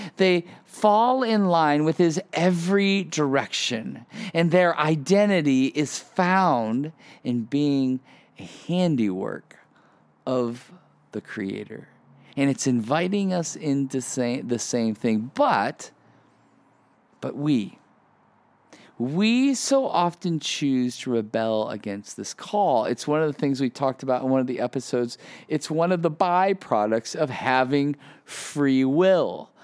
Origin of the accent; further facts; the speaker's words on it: Ohio, United States; moved away as an adult; also born or lived in Chicago, Illinois; So I grew up in the Midwest most of my life. Grew up in Ohio, and then moved to moved to Chicago um, for college.